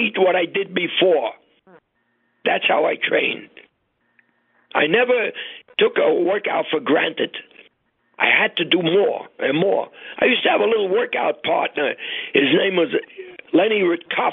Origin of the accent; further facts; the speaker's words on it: New York City, New York, United States; we grew up on the Lower East Side of Manhattan